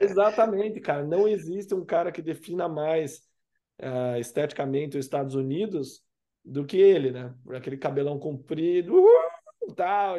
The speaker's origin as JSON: {"language": "Portuguese", "town": "Curitiba", "region": "Paraná", "country": "Brazil", "tie": "born or raised there", "said": "eu cresci em Curitiba, obviamente, moro aqui"}